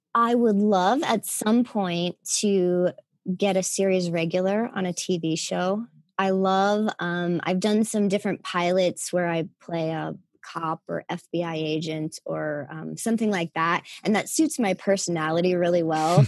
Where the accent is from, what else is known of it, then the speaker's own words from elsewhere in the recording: Wheeling, West Virginia, United States; I'm from Wheeling, West Virginia, uh, a small town in West Virginia.